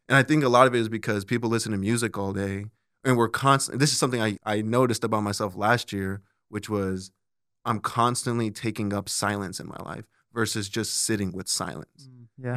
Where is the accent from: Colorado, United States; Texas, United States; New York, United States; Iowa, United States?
Colorado, United States; now in Omaha, United States; I'm originally from Colorado